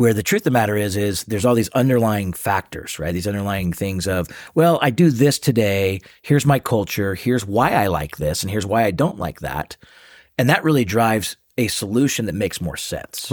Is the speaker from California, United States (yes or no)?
no; Seattle, Washington, United States; moved away as an adult; now in Salt Lake City, United States; born and raised in Seattle.